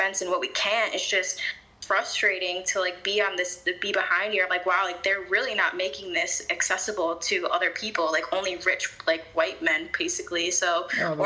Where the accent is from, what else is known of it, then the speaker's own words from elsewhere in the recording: Chicago, Illinois, United States; so I'm from Chicago, but the Chicago suburbs